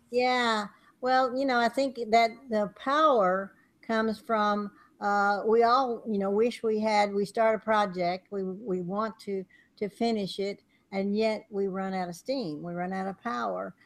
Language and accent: English; Texas, United States; moved away; also born or lived in California; where I was raised in Texas